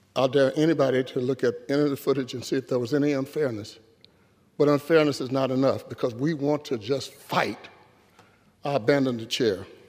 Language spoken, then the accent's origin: English; United States; I'm an American